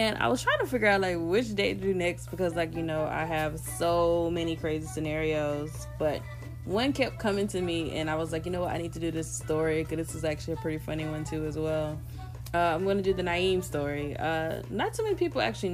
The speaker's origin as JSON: {"language": "English", "region": "the South", "country": "United States", "said": "I'm from the South"}